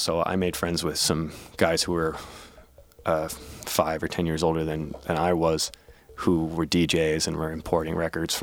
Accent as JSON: {"language": "English", "town": "Milwaukee", "region": "Wisconsin", "country": "United States", "tie": "born or raised there", "said": "kids growing up in Milwaukee, I mean, it's a small enough place that we're programmed to think that anywhere else on earth is probably way cooler"}